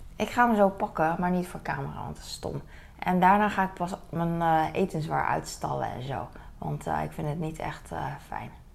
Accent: The Hague, South Holland, Netherlands; ik ben daar opgegroeid in Den Haag

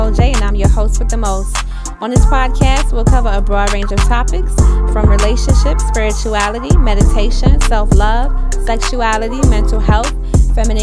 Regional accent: Summerville, South Carolina, United States; also born or lived in Brooklyn, New York / Charleston, South Carolina; I was born in Brooklyn, we all were, but a few years after my dad passed, we moved to South Carolina. We lived in Charleston, South Carolina, and we also lived in Somerville, South Carolina for most of my childhood

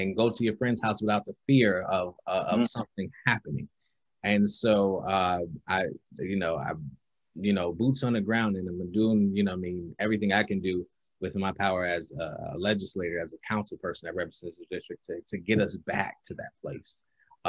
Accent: Albany, New York, United States; growing up in Albany

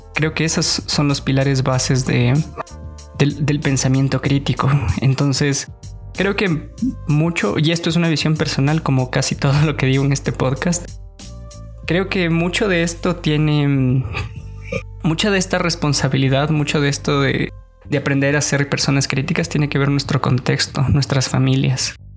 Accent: Guaranda, Bolívar, Ecuador; Yo nací en Guaranda en el 93

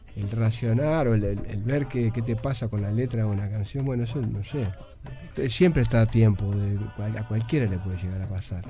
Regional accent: Nueva Palmira, Colonia, Uruguay; yo, soy de Nueva Palmira

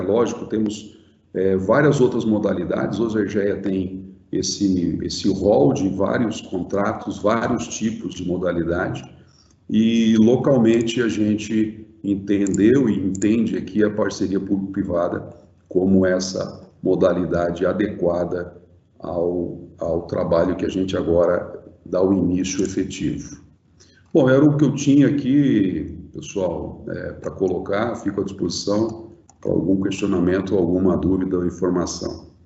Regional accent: Brazil; como, como brasileiro

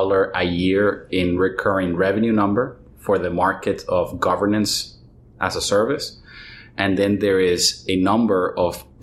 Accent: Venezuela; I was born in Venezuela

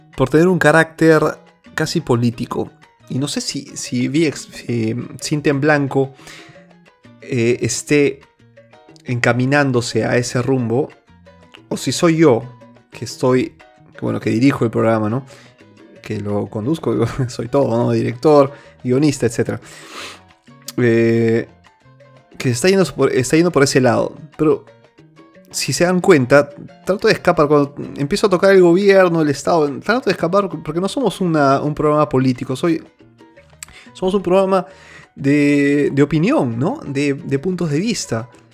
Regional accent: Peru; moved away; Yo soy, seguiré, nací y seguiré siendo peruano

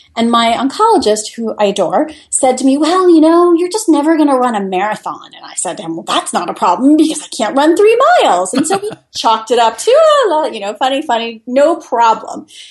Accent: Midland, Michigan, United States; moved away as an adult; also born or lived in Italy / Washington, D.C.; now in Fairfax, United States; I grew up in Midland, Michigan

